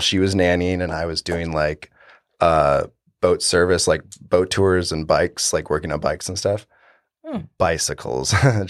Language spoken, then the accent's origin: English; Panama City, Florida, United States; now in Nashville, United States; Oh, so I came to Nashville from Panama City, Florida.